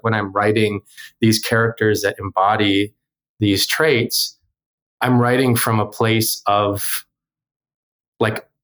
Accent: North Dakota, United States; first language Korean; also born or lived in South Korea; I'm an adoptee who grew up in North Dakota and I'm Korean

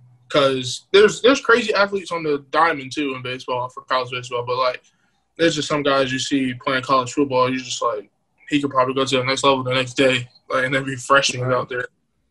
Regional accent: Raleigh, North Carolina, United States; But, favorite places to go, because I grew up in Raleigh.

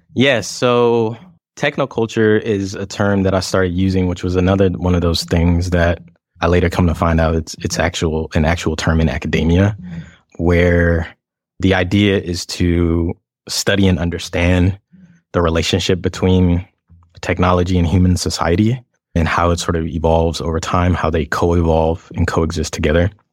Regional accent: Atlanta, Georgia, United States; moved away as an adult; also born or lived in Los Angeles; I am an interdisciplinary queer designer, artist, inventor, archivist, and, uh, performer from Atlanta, Georgia

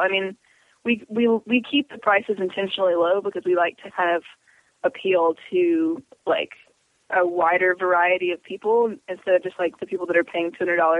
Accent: Tupelo, Mississippi, United States; Tupelo, which is about an hour from Oxford.

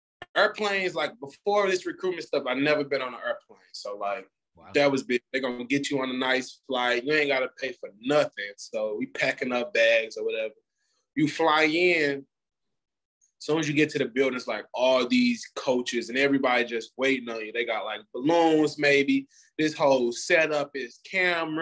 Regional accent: Missouri, United States; I'm from Missouri. Like, I'm from Missouri

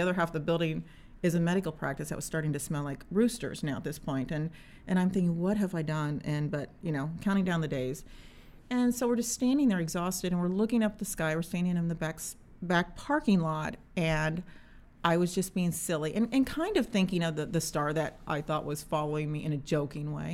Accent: Indiana, United States; I am a mom from Indiana

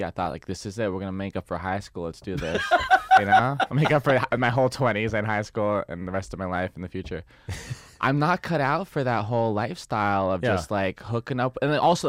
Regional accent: San Diego, California, United States; where I'd like to work in my hometown

